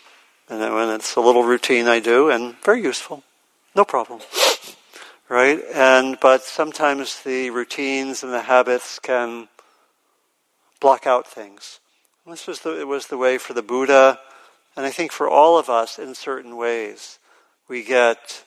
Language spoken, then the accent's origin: English; Maryland, United States; I grew up in Maryland, and I went to elementary school with a lot of African-American kids